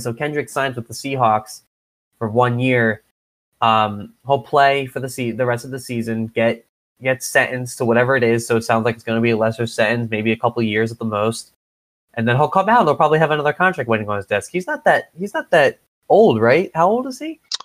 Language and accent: English; Philadelphia, Pennsylvania, United States; We're both from the Philadelphia area